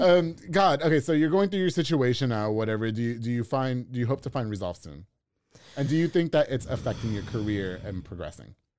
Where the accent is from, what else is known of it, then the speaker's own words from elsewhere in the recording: New York, United States; now in Waco, United States; I'm from New York